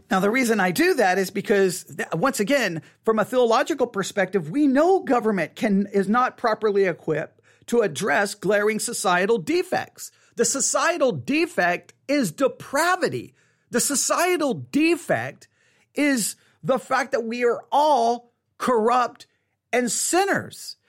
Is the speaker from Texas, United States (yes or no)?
yes; Texas, United States; I was born in Texas. On Texas Independence Day, for crying out loud. You can't be more Texan than being born in Texas on Texas Independence Day